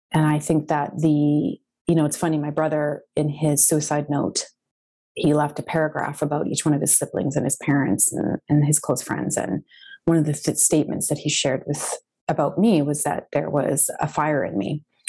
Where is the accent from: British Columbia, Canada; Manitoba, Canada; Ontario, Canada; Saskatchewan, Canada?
Manitoba, Canada; Winnipeg; I'm from Winnipeg, Manitoba, Canada